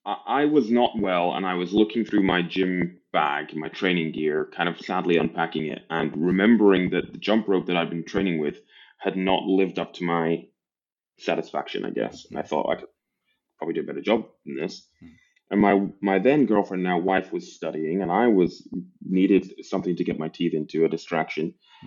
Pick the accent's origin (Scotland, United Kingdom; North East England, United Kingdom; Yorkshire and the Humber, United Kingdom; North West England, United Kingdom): Scotland, United Kingdom; Aberdeen; accent: mishmash; also born or lived in England; I'm from Northeast Scotland. My accent doesn't necessarily give it away. My accent's a bit of a mishmash. Born in England, raised in Scotland, from an oil town. So Aberdeen in Scotland is like our version of Houston, but less sunny.